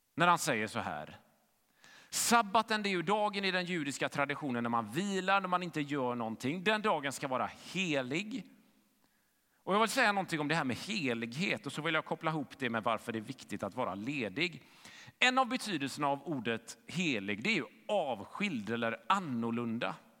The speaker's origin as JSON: {"language": "Swedish", "town": "Gothenburg", "region": "Västra Götaland", "country": "Sweden", "tie": "born or raised there", "said": "Jag växte upp i Fiskebäck i västra Göteborg"}